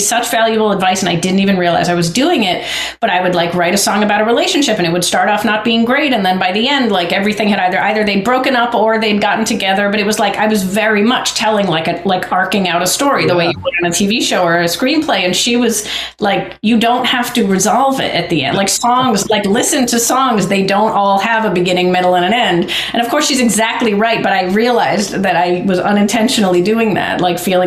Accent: Lincoln, Massachusetts, United States; I grew up outside Boston in a small town called Lincoln

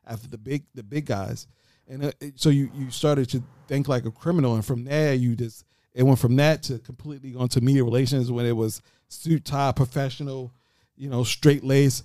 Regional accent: Baltimore, Maryland, United States; I'm from Baltimore

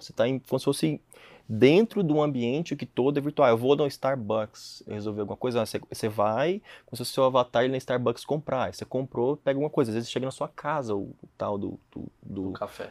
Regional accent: Jussara, Goiás, Brazil; moved away as an adult; now in London, United Kingdom; Vim de Jussara.

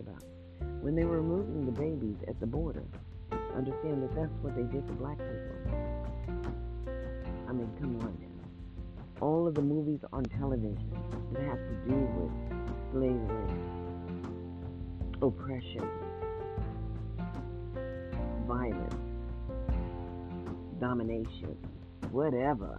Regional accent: Mississippi, United States; I'm just an American citizen born in the USA, born in Mississippi

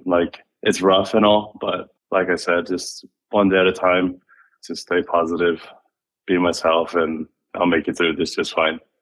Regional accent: Maui, Hawaii, United States; now in Phoenix, United States; I was from Maui

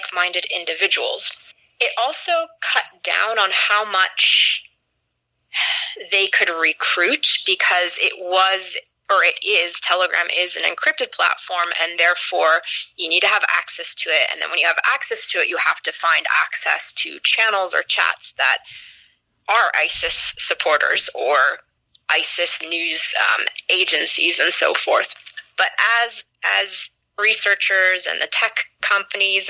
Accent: United States; I'm an American citizen. I've lived overseas as well, but I've spent most of my life in the States

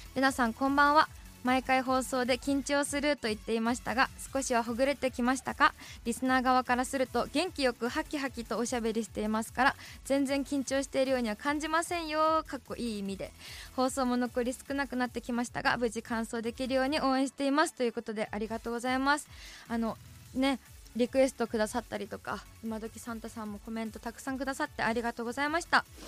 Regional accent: Sapporo, Hokkaido, Japan; 私、札幌市北区多幸区出身

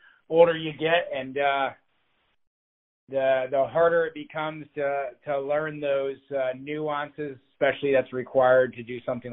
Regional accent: Grand Rapids, Ohio, United States; moved away as an adult; I grew up in Northwest Ohio on a farm in Grand Rapids, Ohio.

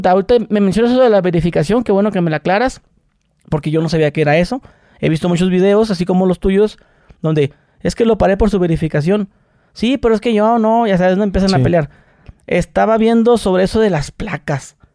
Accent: Mexicali, Baja California, Mexico; moved away

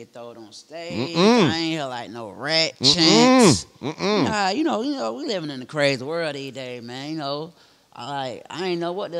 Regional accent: Atlanta, Georgia, United States; I'm from Atlanta.

